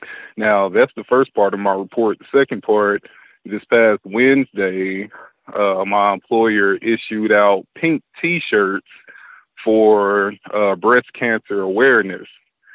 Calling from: Dallas, Texas, United States; I'm calling from Dallas, Texas.

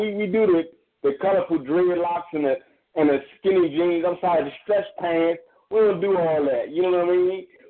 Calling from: Maryland, United States; I'm calling from Maryland

